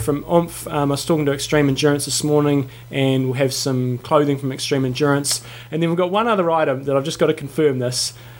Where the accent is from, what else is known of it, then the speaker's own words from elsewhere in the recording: New Zealand; we're from New Zealand.